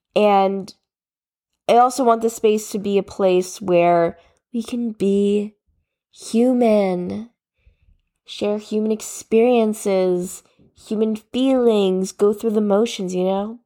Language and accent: English; New Jersey, United States; I was born and raised in New Jersey